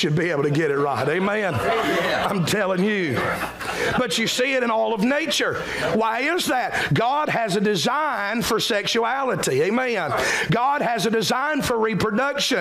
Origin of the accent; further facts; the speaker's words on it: South Carolina, United States; identify us not just as Americans but as South Carolinians